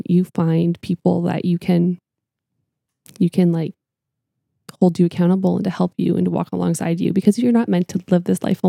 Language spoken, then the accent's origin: English; Canada; I'm Canadian.